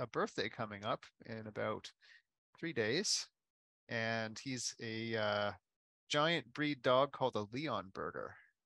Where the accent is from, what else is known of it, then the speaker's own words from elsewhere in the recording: Halifax, Nova Scotia, Canada; I was born in Halifax